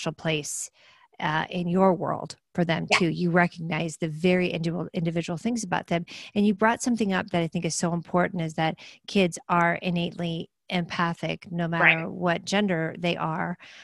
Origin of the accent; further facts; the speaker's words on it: Midwest, United States; I was raised in the Midwest